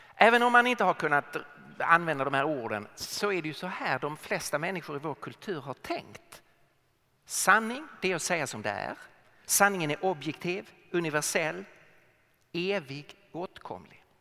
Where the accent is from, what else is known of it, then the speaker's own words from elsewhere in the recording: Lund, Skåne, Sweden; accent: Skåne dialect; now in Stockholm, Sweden; Så jag är född och uppvuxen i Lund men eh, bor i Stockholm sedan många år